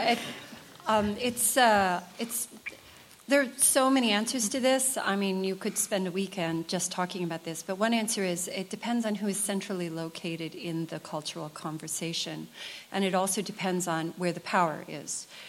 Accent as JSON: {"language": "English", "country": "United States", "said": "as an American writer"}